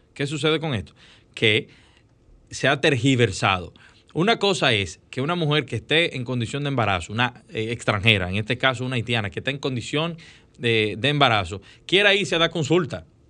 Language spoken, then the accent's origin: Spanish; Dominican Republic; Es verdad que nosotros tenemos que fortalecer nuestra frontera